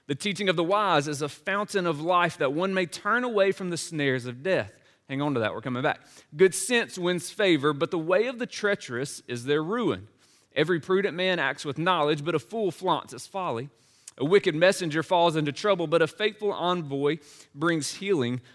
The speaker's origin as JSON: {"language": "English", "town": "Laurel", "region": "Mississippi", "country": "United States", "tie": "born or raised there", "also_born_or_lived": "Nashville, Tennessee", "moved": "as an adult", "said": "my hometown of Laurel, Mississippi"}